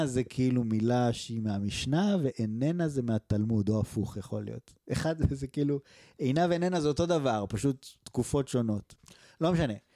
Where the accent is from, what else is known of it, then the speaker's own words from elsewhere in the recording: Israel; moved away; also born or lived in Canada; בתור ישראלים בגילנו